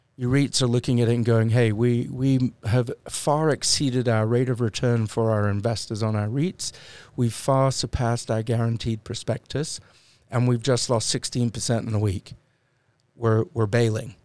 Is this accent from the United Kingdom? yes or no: yes; United Kingdom; I'm British